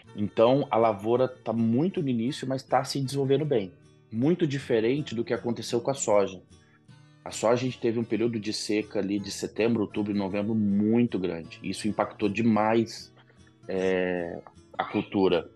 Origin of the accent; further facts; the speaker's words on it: Mato Grosso, Brazil; Eu e meus dois irmãos já nascemos no Mato Grosso